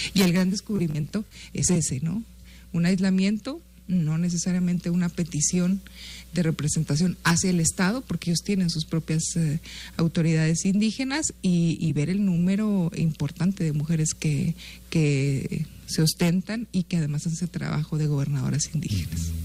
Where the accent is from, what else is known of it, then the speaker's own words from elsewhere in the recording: Guachochi, Chihuahua, Mexico; Huachochi, en la tierra eh, donde yo nací